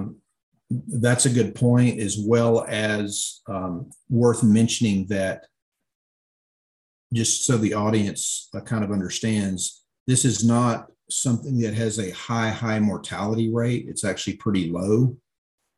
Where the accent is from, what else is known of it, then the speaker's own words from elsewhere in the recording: Illinois, United States; In my home state